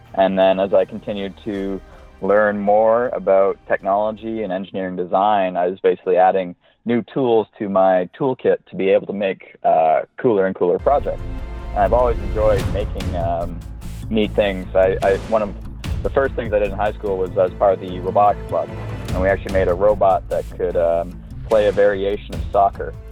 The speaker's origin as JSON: {"language": "English", "town": "Kitchener", "region": "Ontario", "country": "Canada", "tie": "born or raised there", "said": "I'm Canadian. I was born in Kitchener, Ontario, which is about an hour west of Toronto"}